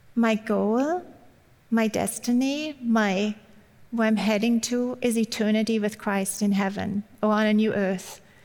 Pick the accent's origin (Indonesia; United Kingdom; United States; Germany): Germany; English is a second language; moved away; I grew up in Germany